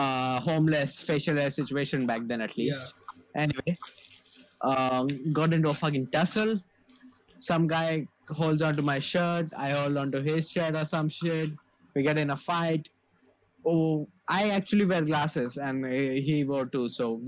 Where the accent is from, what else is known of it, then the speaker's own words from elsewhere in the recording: Thane, Maharashtra, India; I'm from Thane. I'm like, damn, white people.